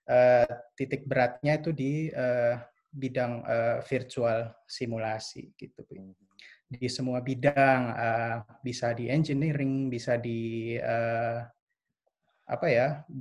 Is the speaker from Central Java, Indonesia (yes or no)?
no; Jakarta, Indonesia; now in Berlin, Germany; Asal gue dari Jakarta, dulu gue sekolahnya di SMA Lab School Kebayoran.